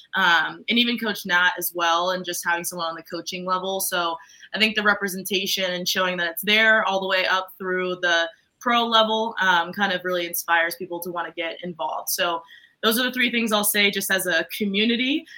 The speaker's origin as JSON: {"language": "English", "region": "Maryland", "country": "United States", "tie": "born or raised there", "said": "I grew up in Maryland"}